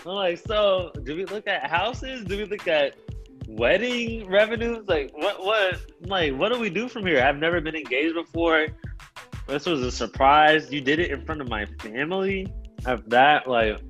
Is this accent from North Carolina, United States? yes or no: no; Austin, Texas, United States; accent: Austin accent; also born or lived in Baton Rouge, Louisiana; I moved to Austin whenever I was 5 years old. So, and I'm 23 now, and I still live in Austin. So, I have adapted to the Austin lingo, the Austin accent